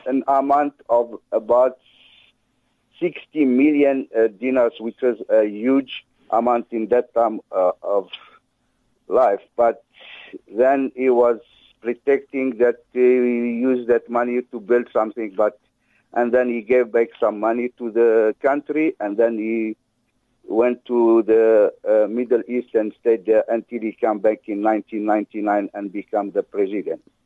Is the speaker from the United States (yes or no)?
no; Algeria; moved away as an adult; also born or lived in France; now in South Africa; born and raised in Algeria and studied for a few years in France